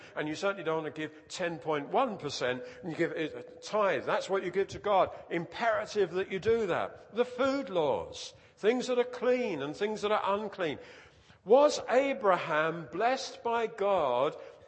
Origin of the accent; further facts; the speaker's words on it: United Kingdom; We're British